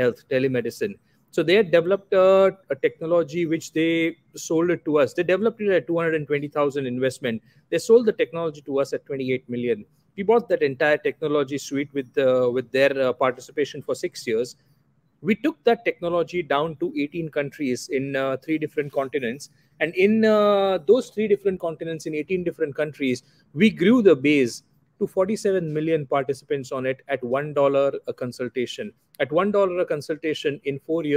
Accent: Anand, Gujarat, India; moved away as an adult; also born or lived in Dubai; So I grew up in a very small town called Anand in Gujarat, western part of India. I am Gujarati by origin.

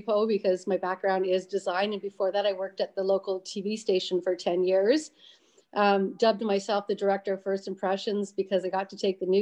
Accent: French River, Ontario, Canada; moved away as an adult; now in Pembroke, Canada; my family's from French River, so a little tourist town on the banks, obviously, of close to Georgian Bay and French River area. 500 people all winter, 5,000 American tourists all summer long. So brought up in a family business

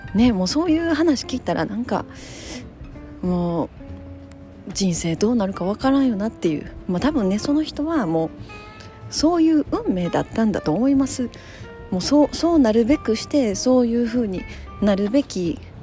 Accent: Kansai, Japan; 私は関西ですけど

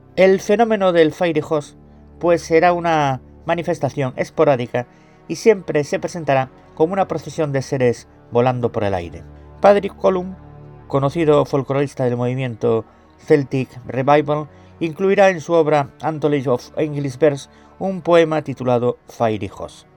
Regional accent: Galicia, Spain; yo como gallego

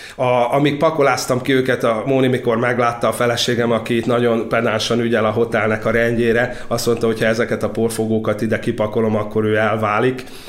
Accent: Orosháza, Békés, Hungary; Orosházán a szalmapiac tér tövibe, egy sárzott ajzatú viskóba töltöttem a gyerekkorom jelentős részét nagyanyáméknál

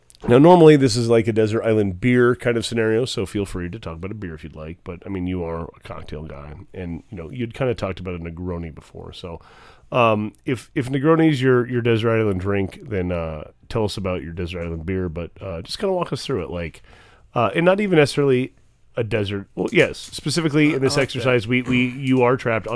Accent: United States; moved away; I had to travel out of my hometown to another terrible part of rural America

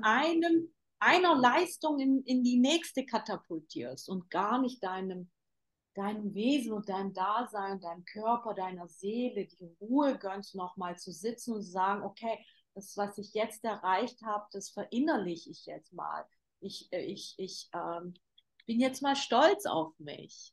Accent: Germany; moved away as an adult; now in Istanbul, Turkey; Ich bin ja in Deutschland geboren

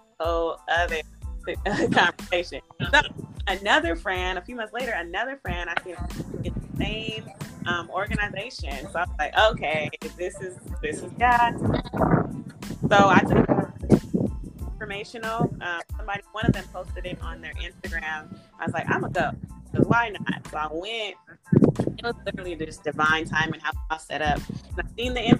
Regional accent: the Bay Area, California, United States; now in Los Angeles, United States; I'm originally from the Bay Area, live in Los Angeles, California

